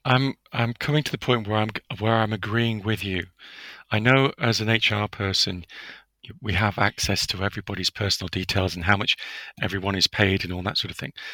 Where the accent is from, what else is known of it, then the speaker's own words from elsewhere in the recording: United Kingdom; as a Brit